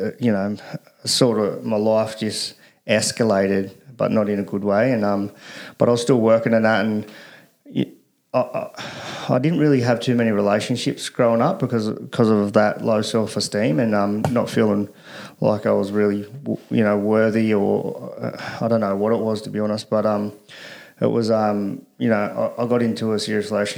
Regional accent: Australia; The Caro boy, born and bred. Pretty much lived here all my life up until I was about 20

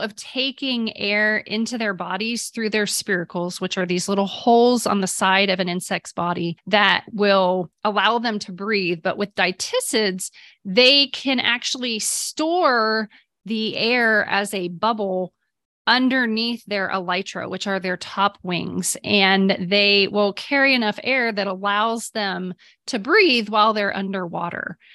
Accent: Ohio, United States; now in Texas, United States; I grew up in Ohio

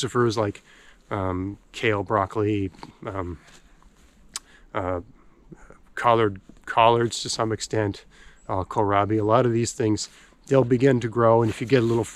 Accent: Canada; I'm a Canadian

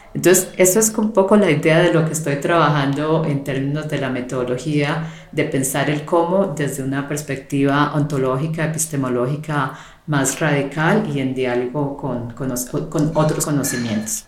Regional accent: Colombia; also born or lived in Canada; en mi caso como como mujer, eh, como colombiana, como latinoamericana

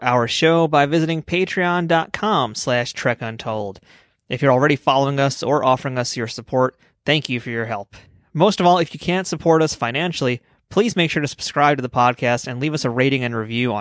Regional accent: New York City, New York, United States; growing up in New York

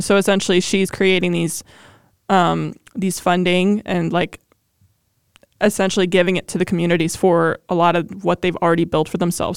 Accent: Ohio, United States; born or raised there

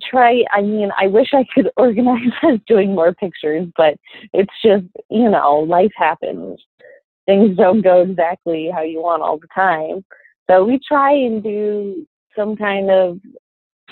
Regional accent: Steamboat Springs, Colorado, United States; also born or lived in Wyoming; now in Cody, United States; I was born in Steamboat Springs, Colorado, and lived on a ranch there

